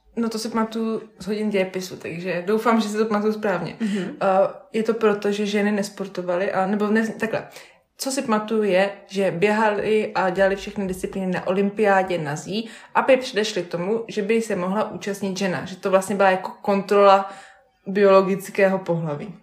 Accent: Vysočina Region, Czechia; U nás doma na Vysočině, na rybníčkách

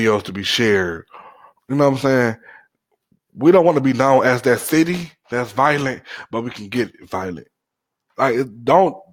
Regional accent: Cleveland, Ohio, United States; I'm from Cleveland, Cleveland, Ohio, 216, The Land

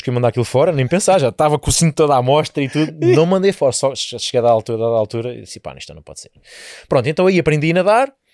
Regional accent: Portugal; a casa onde os meus pais vivem atualmente, foi a casa onde eu nasci, onde eu nasci, E naquela zona de Perpinheiro nós éramos muitos miúdos

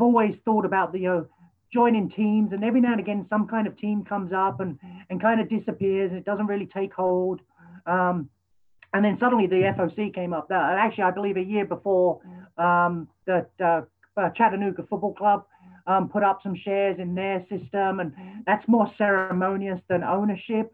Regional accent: London, United Kingdom; moved away as an adult; now in Minnesota, United States; I grew up in London, spent 23 years there of my life, my adult teens

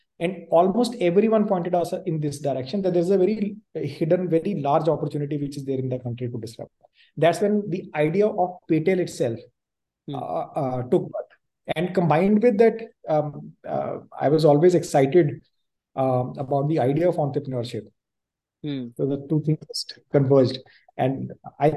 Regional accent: Punjab, India; moved away as an adult; now in Delhi NCR, India; I grew up in Punjab

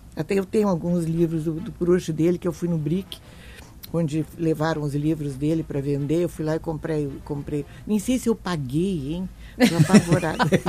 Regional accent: Porto Alegre, Rio Grande do Sul, Brazil; also born or lived in Bagé / Europe / São Paulo; Eu nasci em Bagé, modestamente, eu digo isso. Nasci em Bagé e eh, vim para Porto Alegre com aproximadamente 10 anos, fui estudar no Bom Conselho

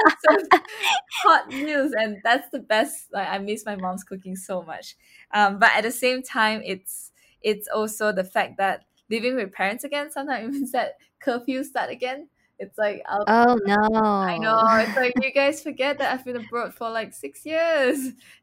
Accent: Kuching, Sarawak, Malaysia; English is a second language; moved away as an adult; also born or lived in Melbourne, Australia; in Kuching, it's somewhere where I grew up and spent like 10 plus years of my life

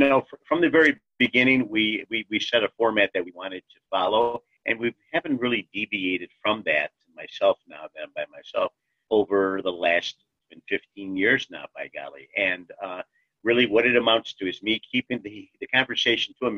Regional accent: Cleveland, Ohio, United States; I was born in Cleveland, Ohio, just like my wife, Connie

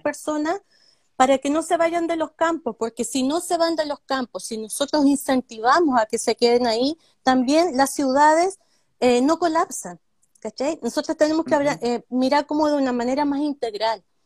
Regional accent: Coyhaique, Aysén, Chile; soy nacida en Coyhaique

